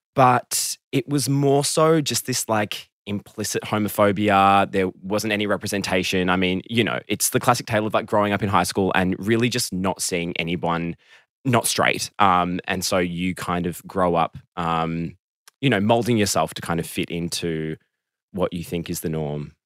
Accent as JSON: {"language": "English", "town": "Melbourne", "region": "Victoria", "country": "Australia", "tie": "born or raised there", "said": "I grew up in Melbourne, south of Melbourne, kind of close to the beach"}